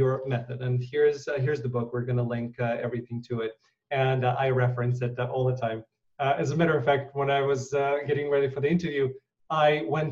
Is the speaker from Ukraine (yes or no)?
yes; Ukraine; moved away; When I was born in Ukraine